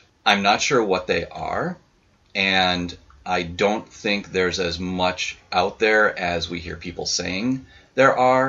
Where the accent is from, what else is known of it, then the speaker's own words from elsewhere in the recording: Boston, Massachusetts, United States; moved away; I'm originally from Boston, Massachusetts